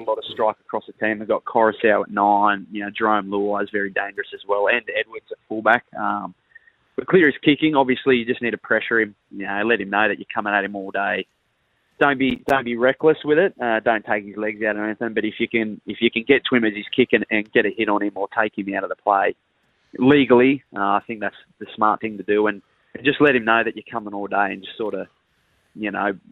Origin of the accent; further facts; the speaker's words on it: Wagga Wagga, New South Wales, Australia; born and raised in Wagga